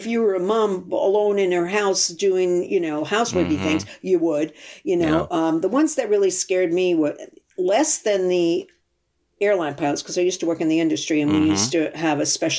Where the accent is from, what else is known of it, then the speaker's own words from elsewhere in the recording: Woonsocket, Rhode Island, United States; moved away as an adult; now in London, United Kingdom; I'm from Rhode Island, which is right on the Massachusetts border